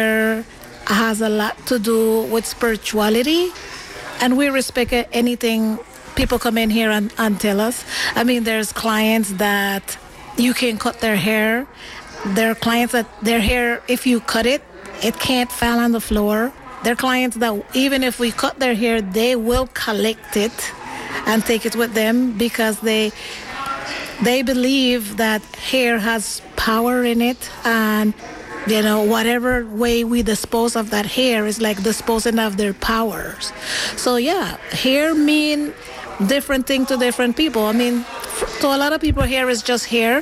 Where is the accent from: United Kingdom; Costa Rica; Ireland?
Costa Rica; Limón; moved away as an adult; also born or lived in New York / California; now in Oakland, United States; I was born in Costa Rica, in the city by the name of Limon, Costa Rica. It's on the Atlantic coast of Costa Rica